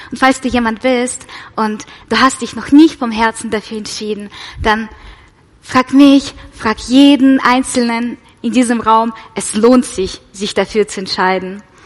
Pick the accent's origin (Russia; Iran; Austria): Russia; moved away; ich komme ja aus Russland, falls es jemand nicht weiß. Genau, ich bin mit meiner Mama in Russland ähm, in die orthodoxe Kirche